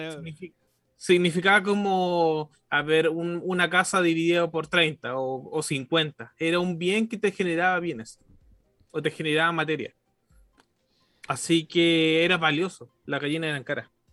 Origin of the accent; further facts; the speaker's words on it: Chile; como chileno